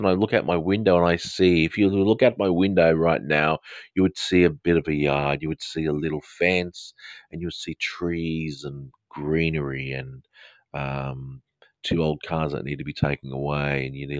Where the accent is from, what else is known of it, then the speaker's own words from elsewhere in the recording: Manchester, North West England, United Kingdom; accent: Australian; Okay, my accent is, it's specific, probably Australian accent. However, I was actually born in the United Kingdom, so it's kind of a educated Australian slash maybe a Southern English sort of accent. I'm actually from the north of England, from Lancashire, from Manchester.